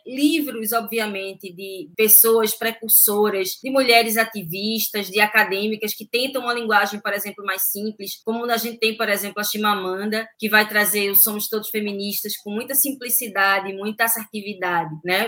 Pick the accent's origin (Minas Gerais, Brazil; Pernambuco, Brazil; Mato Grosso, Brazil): Pernambuco, Brazil; Recife; Eu fui criada aqui em Recife, mas numa zona mais periférica, de praia